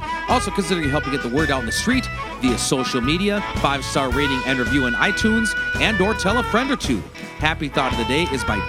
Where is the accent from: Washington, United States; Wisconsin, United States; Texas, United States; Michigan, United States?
Wisconsin, United States; Turtle Lake; moved away; I go home to my hometown of Turtle Lake, Wisconsin